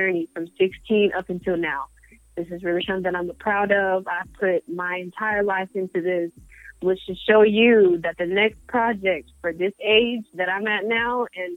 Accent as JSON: {"language": "English", "town": "Colorado Springs", "region": "Colorado", "country": "United States", "tie": "born or raised there", "moved": "yes", "lives_now": "Georgia, United States", "said": "me growing up in Colorado Springs"}